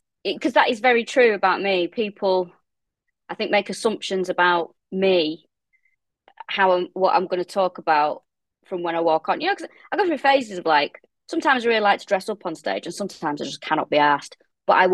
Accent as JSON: {"language": "English", "town": "Manchester", "region": "North West England", "country": "United Kingdom", "moved": "yes", "lives_now": "London, United Kingdom", "said": "I am from Manchester, and Blackpool, to me, when I was growing up, was the best place."}